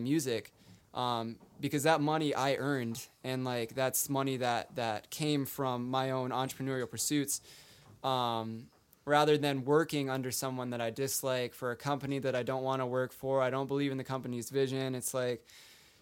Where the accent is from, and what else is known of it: Mankato, Minnesota, United States; born or raised there